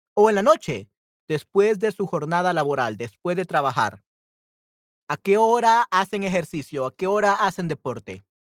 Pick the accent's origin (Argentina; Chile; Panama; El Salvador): El Salvador; Yo soy de El Salvador